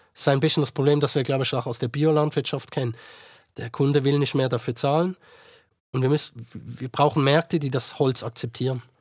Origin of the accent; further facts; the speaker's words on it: Switzerland; bei uns in der Schweiz